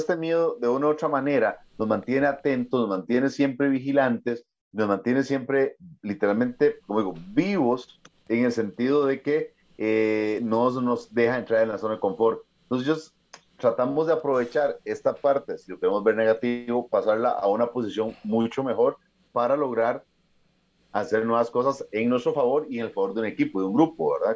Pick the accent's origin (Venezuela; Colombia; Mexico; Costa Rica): Costa Rica; soy el único costarricense